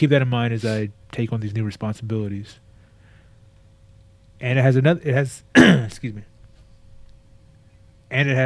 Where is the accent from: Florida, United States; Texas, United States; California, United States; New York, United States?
Texas, United States; moved away as an adult; I was sad to be out of Texas